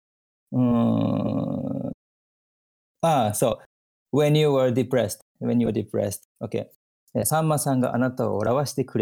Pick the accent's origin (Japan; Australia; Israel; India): Japan; English is a second language; I'm Japanese, right? So I'm a Japanese